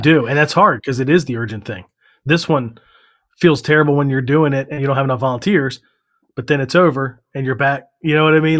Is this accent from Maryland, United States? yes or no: yes; Maryland, United States; also born or lived in Virginia; I was born in Virginia, but we moved to Maryland when I was two